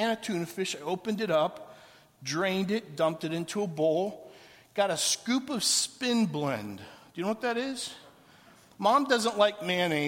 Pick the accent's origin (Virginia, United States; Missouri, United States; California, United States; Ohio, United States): Ohio, United States; Canton; moved away as an adult; also born or lived in Atlanta, Georgia / Los Angeles / Orlando, Florida / Portland, Oregon; When I was 18 years, I left Canton, Ohio to go to college in Atlanta, Georgia, and I was the first one in my family to leave home.